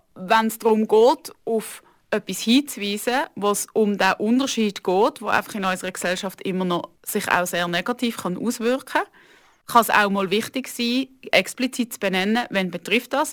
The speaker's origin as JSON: {"language": "German", "region": "Aargau", "country": "Switzerland", "tie": "born or raised there", "said": "Ich bin aufgewachsen im Aargau, in einer Kleinstadt"}